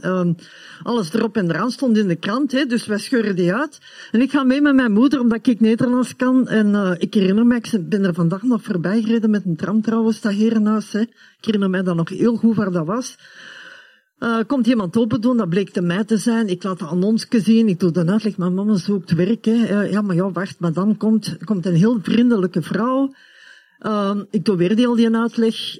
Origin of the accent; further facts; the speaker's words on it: Hoboken, Flanders, Belgium; also born or lived in Germany; de 17 augustus 1967 verhuisden wij naar België